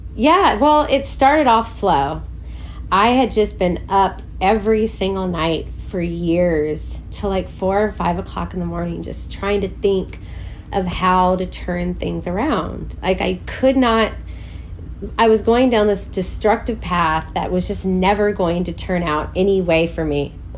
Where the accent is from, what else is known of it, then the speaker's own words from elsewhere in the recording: Waco, Texas, United States; moved away; also born or lived in Crawford, Texas / Los Angeles; I grew up in the South in Waco, Texas, or Crawford, Texas